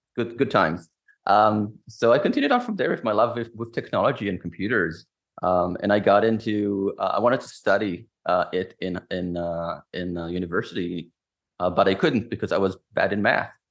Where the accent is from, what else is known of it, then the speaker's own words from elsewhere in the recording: Israel; moved away as an adult; since I am from Israel, I always had that security mind frame